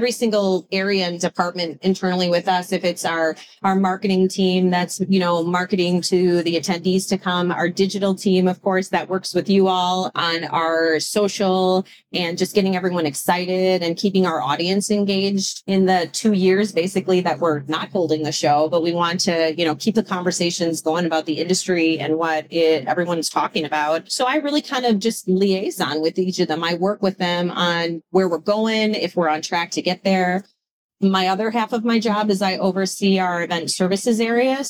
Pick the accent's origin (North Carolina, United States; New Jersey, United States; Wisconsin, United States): Wisconsin, United States; I'm from Wisconsin.